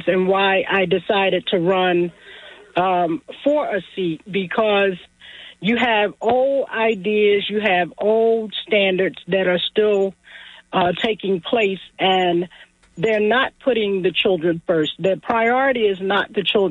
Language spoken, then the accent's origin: English; Atlantic City, New Jersey, United States; born and raised in Atlantic City, a native of the inlet in Atlantic City.